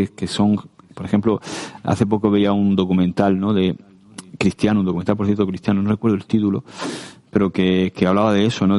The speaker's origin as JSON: {"language": "Spanish", "region": "Region of Murcia", "country": "Spain", "said": "como buen murciano"}